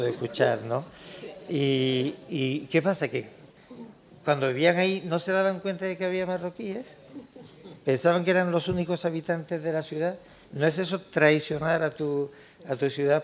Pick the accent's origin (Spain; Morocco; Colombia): Morocco; Tangier, Tanger-Tetouan-Al Hoceima; moved away; nos une el hecho de ser, eh, de ser tangerino